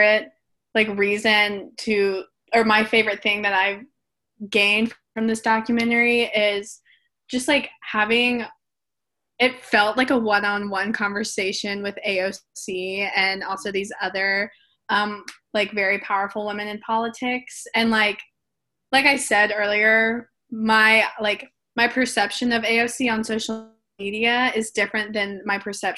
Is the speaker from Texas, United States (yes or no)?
no; Alabama, United States; I'm from Alabama, so, and born and raised here.